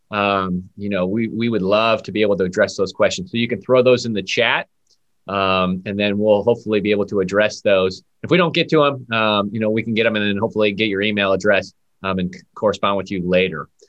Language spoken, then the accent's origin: English; Buffalo, New York, United States; Growing up in Buffalo